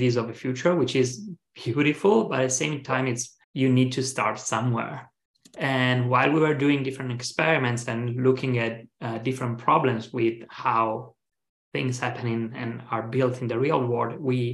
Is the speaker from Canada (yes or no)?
no; Italy; moved away as an adult; now in San Francisco, United States; I'm from Italy